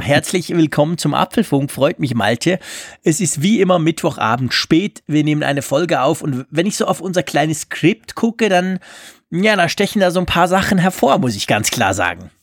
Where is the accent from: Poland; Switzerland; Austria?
Switzerland; als Schweizer